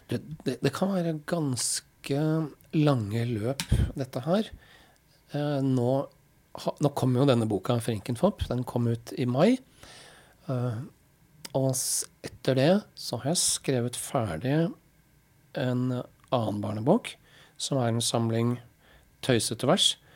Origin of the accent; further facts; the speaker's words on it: Halden, Østfold, Norway; now in Oslo, Norway; Men hvis jeg sier jeg er fra Halden, så kjennes ikke det heller helt riktig ut. For jeg